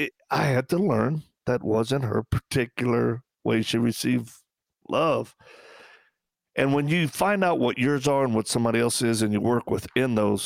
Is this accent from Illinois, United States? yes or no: no; Louisiana, United States; Hey, we're from Louisiana.